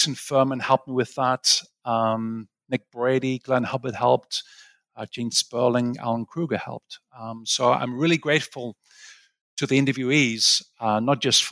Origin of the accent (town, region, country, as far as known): Sunderland, North East England, United Kingdom; moved away as an adult; also born or lived in Aberdeen / Cambridge / St Andrews; now in United States